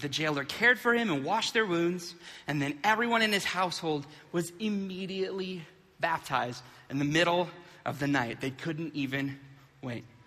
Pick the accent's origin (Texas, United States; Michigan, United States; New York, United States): Michigan, United States; Flint; when we were kids, uh, growing up in Flint